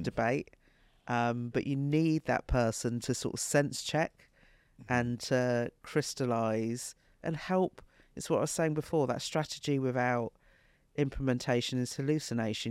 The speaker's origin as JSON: {"language": "English", "country": "United Kingdom", "tie": "born or raised there", "said": "from when I was 10 growing up in Britain"}